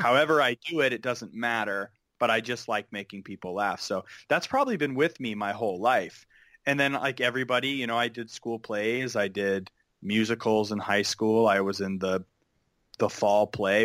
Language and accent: English; Pleasanton, California, United States; moved away as an adult; now in Los Angeles, United States; I grew up in the East Bay in a town called Pleasanton